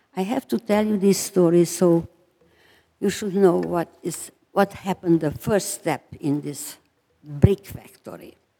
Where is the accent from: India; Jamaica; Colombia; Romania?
Romania; Transylvania; moved away; I was born in Romania, Transylvania